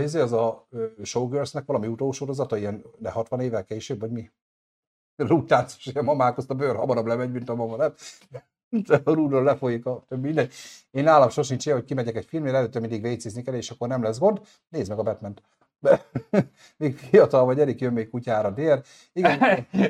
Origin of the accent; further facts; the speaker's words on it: Hungary; magyar vagyok